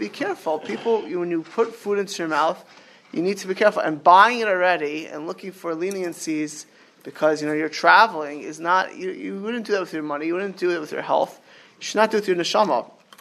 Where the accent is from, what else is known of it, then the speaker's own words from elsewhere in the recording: Miami Beach, Florida, United States; moved away; I grew up in Miami Beach